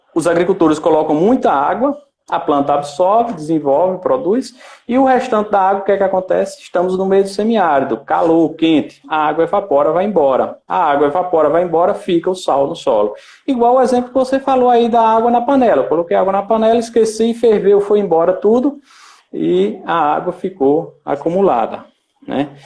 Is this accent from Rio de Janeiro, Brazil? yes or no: no; Pernambuco, Brazil; moved away as an adult; now in Sergipe, Brazil; sou pernambucano e estou é, aqui em Sergipe desde 2014